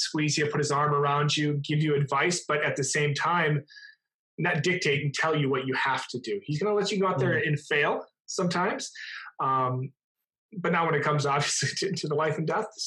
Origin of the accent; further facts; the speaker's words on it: Minnesota, United States; I went to work for the Minnesota Vikings, my hometown football team